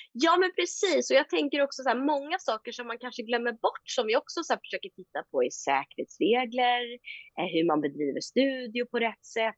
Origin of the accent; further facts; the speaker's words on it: Sweden; moved away as an adult; also born or lived in Stockholm / Bermuda; now in England, United Kingdom; hemma i Sverige